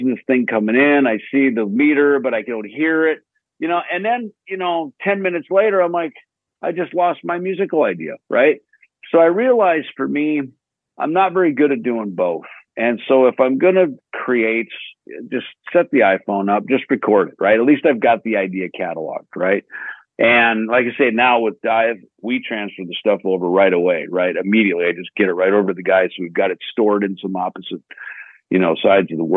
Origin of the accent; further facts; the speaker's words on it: Minnesota, United States; the kid growing up in Minnesota